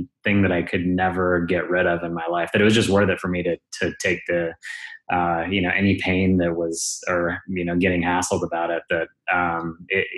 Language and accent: English; Wyoming, United States; My dad was a neuroscience professor at the University of Wyoming